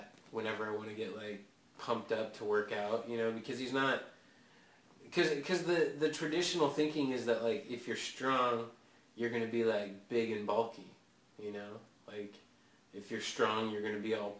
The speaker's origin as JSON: {"language": "English", "town": "Eugene", "region": "Oregon", "country": "United States", "tie": "born or raised there", "said": "We grew up in Eugene"}